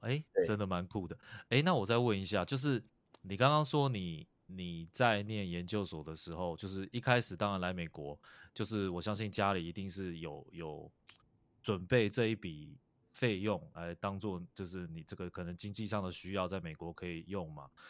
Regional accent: Taiwan; now in United States; 我自己呢，是在台湾长大嘛，然后现在在美国生活

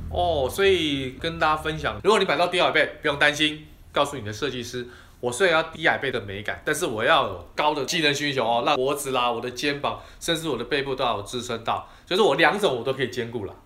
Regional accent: Taiwan; 尤其是我们台湾人，哈，可能对这个沙发的要求跟欧美国家的人又不太一样

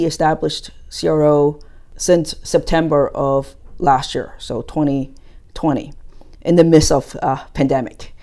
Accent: United States; moved away as an adult; also born or lived in New Jersey; now in Taiwan; I grew up in the States

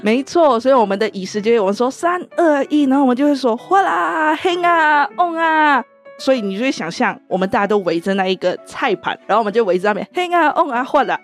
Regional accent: Klang, Selangor, Malaysia; now in Taiwan; 我来自一个小城市，叫做巴生，它是在吉隆坡的旁边的一个小城市

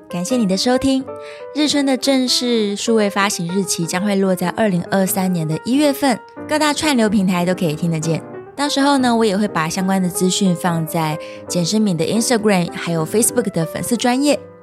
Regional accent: Taiwan; 身为一个土生土长的台湾音乐人

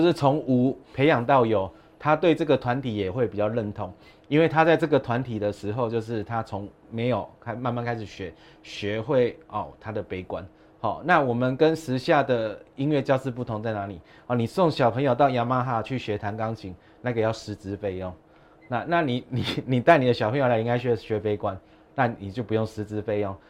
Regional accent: Taipei, Taiwan; 这是我们台北人的共同的公共财

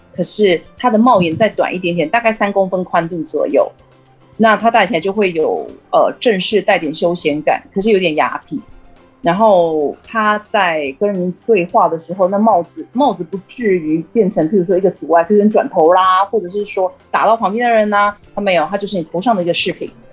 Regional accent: Taiwan; 我们台湾人

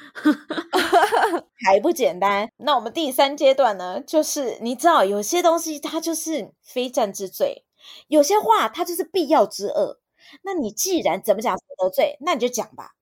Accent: Taipei, Taiwan; 身为一个台北人

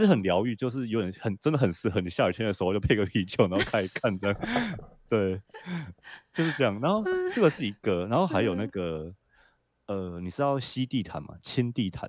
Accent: Taiwan; 我想在台湾长大的人应该算是我们的共业吧

